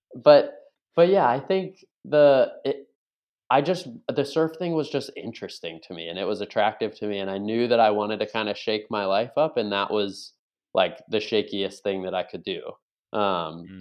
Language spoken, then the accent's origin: English; Buffalo, New York, United States; moved away as an adult; now in Virginia Beach, United States; I grew up in Buffalo, New York, primarily.